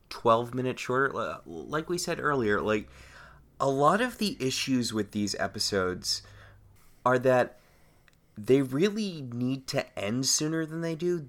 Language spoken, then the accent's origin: English; United States; I'm an American